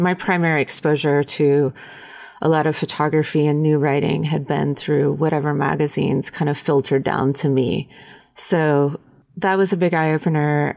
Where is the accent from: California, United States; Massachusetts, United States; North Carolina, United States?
North Carolina, United States; Western; I grew up in Western North Carolina in a little town surrounded by the Blue Ridge Mountains